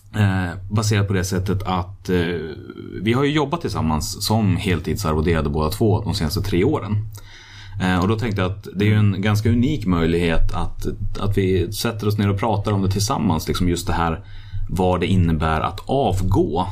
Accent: Hallstahammar, Västmanland, Sweden; jag kommer från Hallstahammar.

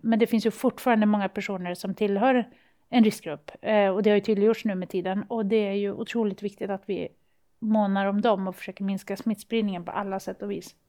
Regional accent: Luleå, Norrbotten County, Sweden; i Luleå, där jag kommer ifrån

